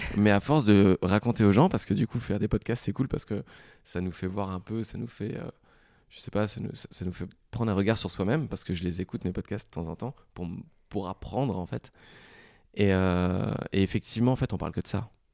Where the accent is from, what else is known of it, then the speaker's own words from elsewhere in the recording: Lorraine, Grand Est, France; je suis lorrain